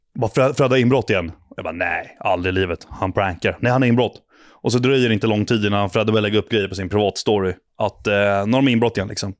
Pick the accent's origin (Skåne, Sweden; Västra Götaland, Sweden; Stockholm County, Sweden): Stockholm County, Sweden; Ingarö; born or raised there